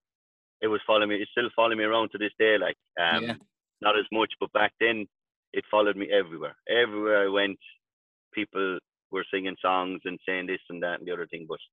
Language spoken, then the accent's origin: English; County Clare, Ireland; down in my hometown in Clare